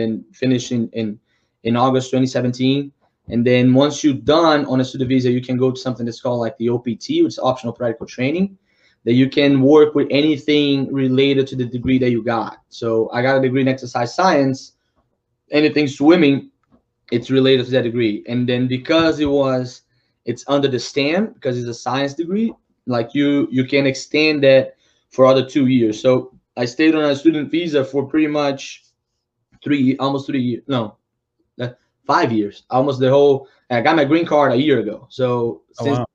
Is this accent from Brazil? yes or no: yes; Brazil; English is a second language; moved away as an adult; I'm from Brazil